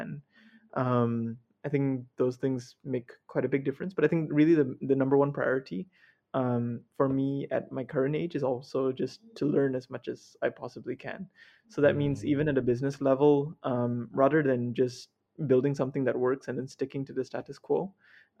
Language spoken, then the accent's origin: English; Sarawak, Malaysia; I came from Sarawak, in a very small government school as well